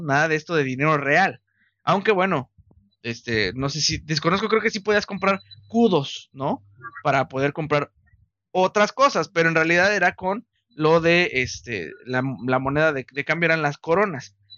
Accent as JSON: {"language": "Spanish", "country": "Mexico", "said": "somos mexicanos"}